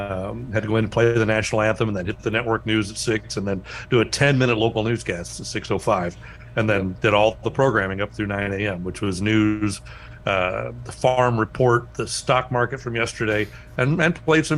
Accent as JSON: {"language": "English", "town": "Batesville", "region": "Indiana", "country": "United States", "tie": "born or raised there", "moved": "as an adult", "said": "went back to my hometown of Batesville, Indiana"}